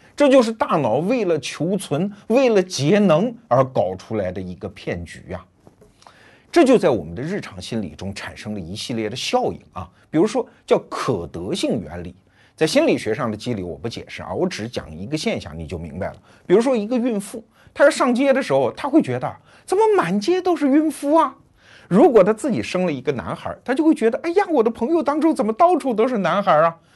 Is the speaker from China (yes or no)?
yes; China; 我们中国人